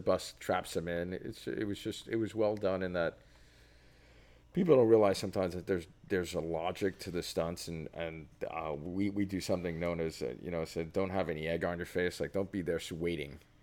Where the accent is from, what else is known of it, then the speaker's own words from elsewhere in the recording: New York, United States; being a New Yorker